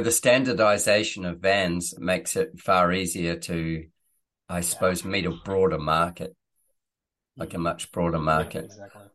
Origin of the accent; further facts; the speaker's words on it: New Zealand; moved away; I am from New Zealand originally.